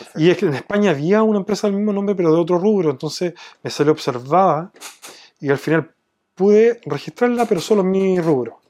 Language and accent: Spanish; Chile; me fueron a preguntar de dónde era, les dije que de Chile